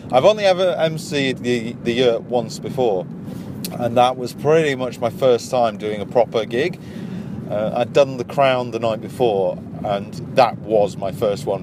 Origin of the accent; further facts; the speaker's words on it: Wakefield, Yorkshire and the Humber, United Kingdom; I'm from Yorkshire. yeah. I am. I'm from, from a little place called Wakefield.